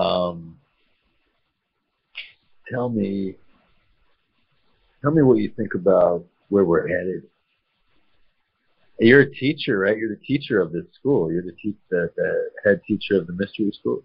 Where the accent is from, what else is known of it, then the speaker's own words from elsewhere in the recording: United States; moved away; I'm an American